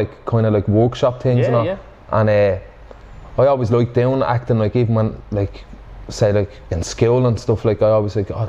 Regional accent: Dublin, County Dublin, Ireland; growing up in Finglas, you kind of just, there's just a wit about the place

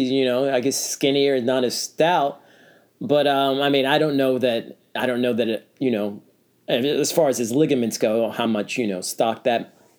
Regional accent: Texas, United States; we're from Texas

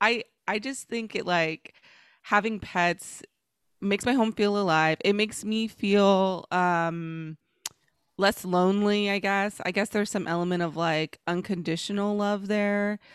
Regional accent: Dallas, Texas, United States; accent: AAVE; the accent that I use in the streets of the hood that I'm from, which is Oak Cliff and Dallas, which when I was growing up was the ghetto

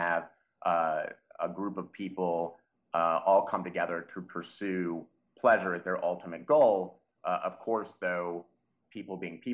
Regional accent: Dallas, Texas, United States; moved away; I'm from Texas originally. I'm more of a city suburbanite guy. I'm from the Dallas area

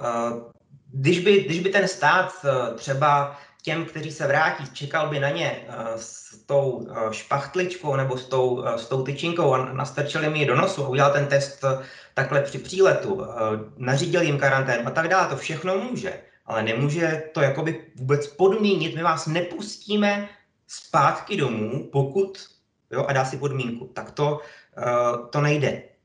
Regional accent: Hradec Králové, Hradec Králové Region, Czechia; also born or lived in Brno; A já jsem vlastně z Hradce, nepovažuji se, že bych z Hradce kdy odešel. Já jsem měl celý život trvalé bydliště v Hradci

